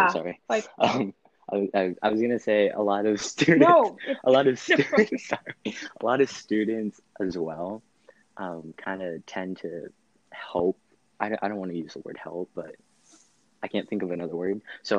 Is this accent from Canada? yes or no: no; Philippines; I would just feel embarrassed and embarrassed and just ashamed of just being Filipino, which I shouldn't have.